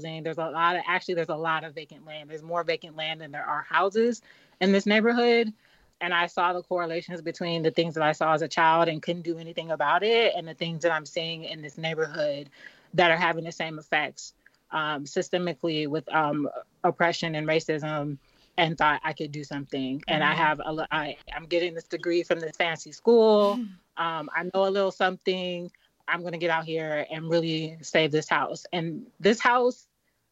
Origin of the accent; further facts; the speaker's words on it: Los Angeles, California, United States; moved away as an adult; now in Philadelphia, United States; I'm from Los Angeles, and I actually lived through the Los Angeles riots in the 90s. I was living in South Central Los Angeles at the time. I was very young